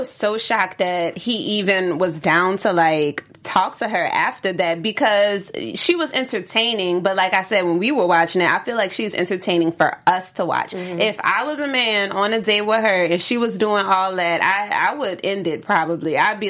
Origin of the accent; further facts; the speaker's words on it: New Orleans, Louisiana, United States; Because both of us are from the South. You say you're from Dallas.